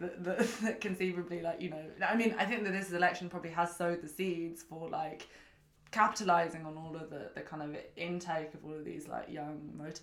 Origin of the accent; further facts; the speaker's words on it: London, United Kingdom; I'm from Kensington